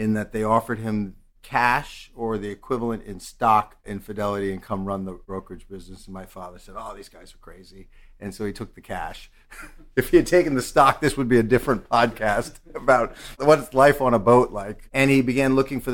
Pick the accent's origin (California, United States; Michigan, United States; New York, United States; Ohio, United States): New York, United States; New York City; I'm a native New Yorker. I grew up on the Upper West Side